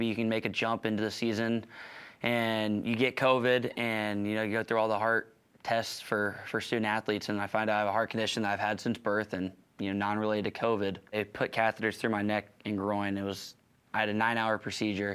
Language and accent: English; Council Bluffs, Iowa, United States; I grew up in Council's, Iowa